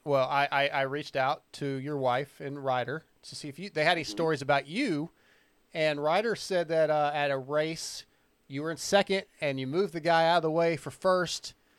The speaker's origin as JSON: {"language": "English", "town": "San Diego", "region": "California", "country": "United States", "tie": "born there", "said": "so I was born in San Diego, so I still consider myself a California kid, but I was Navy brat."}